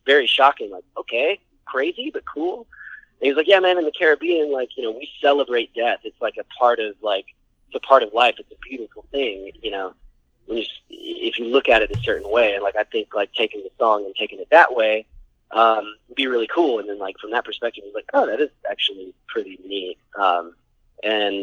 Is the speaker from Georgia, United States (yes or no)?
yes; Atlanta, Georgia, United States; We're from Atlanta